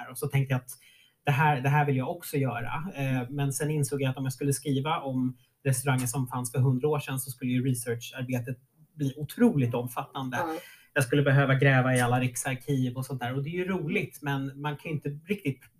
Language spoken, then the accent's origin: Swedish; Norrviken, Stockholm County, Sweden; Jag, jag tror inte att jag växte upp i Norrviken och tänkte att jag bodde så nära stan